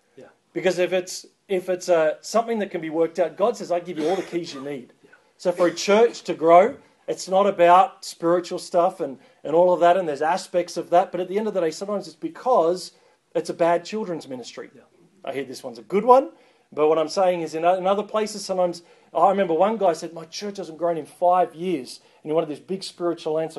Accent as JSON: {"language": "English", "country": "Australia", "said": "I'm not an American, I'm an Australian"}